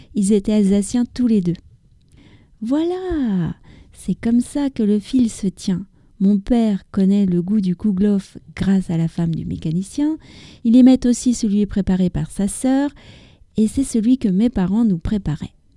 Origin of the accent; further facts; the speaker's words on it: France; also born or lived in near Paris; je suis française, j'habite près de Paris